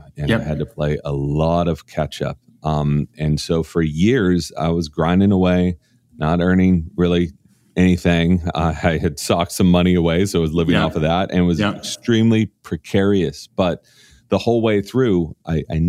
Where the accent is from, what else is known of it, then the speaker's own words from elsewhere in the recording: Orange County, Southern California, United States; I grew up in an extremely conservative area of California in Orange County